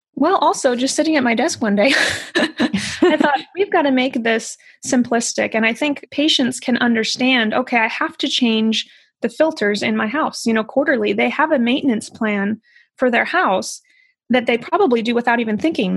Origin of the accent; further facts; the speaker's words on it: Midwest, United States; I grew up in the Midwest